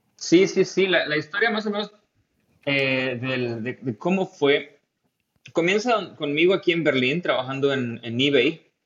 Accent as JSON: {"language": "Spanish", "town": "Tampico", "region": "Tamaulipas", "country": "Mexico", "tie": "born or raised there", "also_born_or_lived": "India / California, United States", "moved": "as an adult", "lives_now": "Germany", "said": "yo soy de Tampico y, estuve ahí pues casi toda, toda, eh, todo mi tiempo de estudiante"}